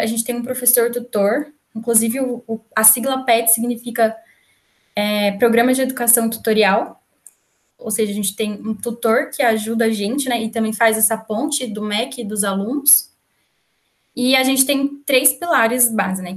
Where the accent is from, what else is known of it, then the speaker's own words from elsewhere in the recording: Campinas, São Paulo, Brazil; also born or lived in Valinhos / Pouso Alegre; sou, na verdade, de Campinas, nasci em Campinas